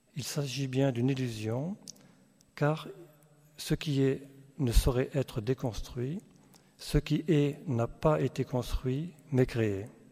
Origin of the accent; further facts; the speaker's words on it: Alsace, Grand Est, France; on vient, vient d'Alsace